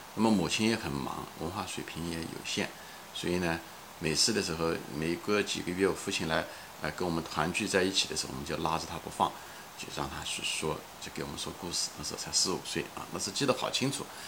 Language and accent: Chinese; China; moved away as an adult; now in United States; 毕竟离中国已，毕竟离开了几十年啊，也没有机会太多地说中文